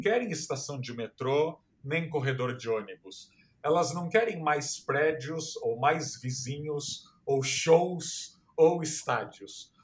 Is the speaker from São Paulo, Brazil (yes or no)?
yes; Santos, São Paulo, Brazil; moved away; na minha cidade natal, Santos, que é uma cidade plana